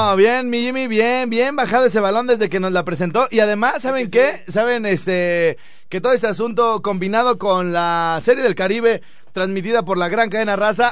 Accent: Mexico

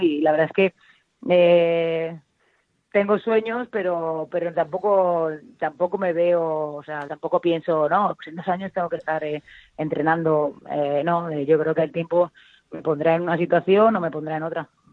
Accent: Valencia, Valencian Community, Spain; yo como valenciana tengo un orgullo increíble de que, de que mi ciudad vuelva a tener un equipo profesional

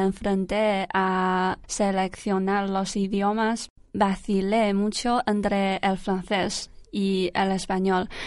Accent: Shandong, China; Spanish is a second language; moved away as an adult; now in Alcalá de Henares, Spain; soy de, del norte de China y de la provincia de, Shandong. También soy del norte de China

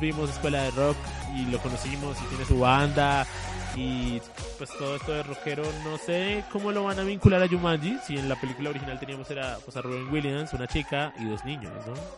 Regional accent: Colombia; nosotros pues somos colombianos

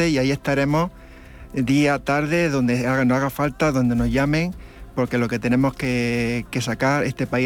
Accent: Venezuela

